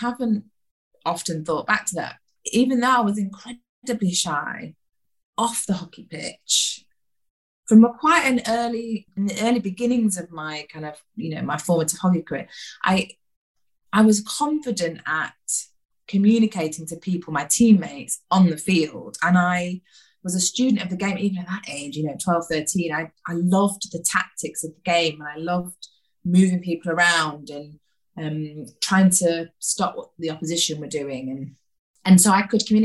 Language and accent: English; Stockport, North West England, United Kingdom; also born or lived in Withington, Manchester; I grew up in Stockport in South Manchester. I was born in Withington in Manchester